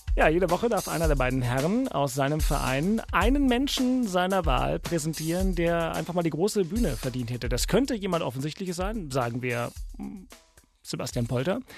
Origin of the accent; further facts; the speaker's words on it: Berlin, Germany; ich bin gebürtiger Westberliner